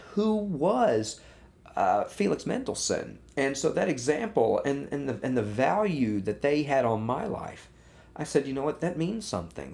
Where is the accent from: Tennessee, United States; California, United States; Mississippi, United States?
Tennessee, United States; Munford; also born or lived in Memphis, Tennessee / Eden Prairie, Minnesota / Malverne, New York; my family sort of had sort of set roots down in my mother's hometown of Munford. And that's where I spent my adolescence.